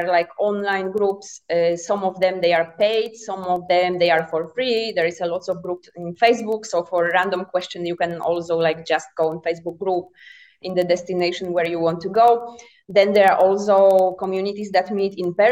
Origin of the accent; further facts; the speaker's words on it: Poland; moved away as an adult; I'm originally from Poland, but I have been a nomad since 2017.